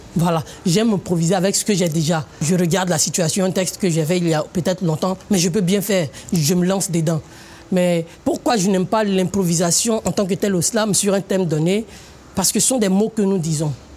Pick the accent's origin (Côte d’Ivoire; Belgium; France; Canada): Côte d’Ivoire; Je suis africain, je suis ivoirien, j'assume, je suis tagouanan